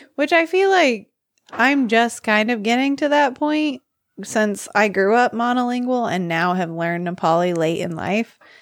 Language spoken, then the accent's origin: English; United States; I'm American